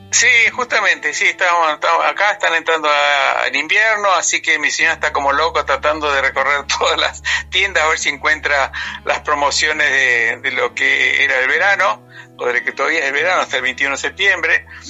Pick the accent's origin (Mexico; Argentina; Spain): Argentina; also born or lived in New York, United States; volví, volví a los cinco años a Argentina y todos mis estudios, primaria, secundaria, facultad, todo, mi cultura, mi cultura argentina.